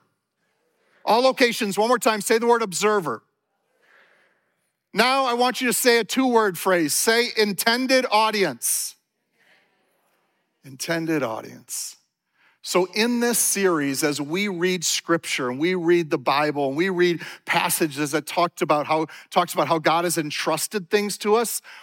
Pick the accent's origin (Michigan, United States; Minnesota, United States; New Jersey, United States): Minnesota, United States; I grew up here in Minnesota